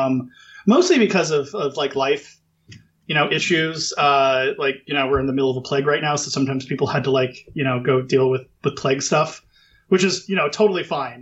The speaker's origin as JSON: {"language": "English", "country": "United States", "said": "I'm such an American"}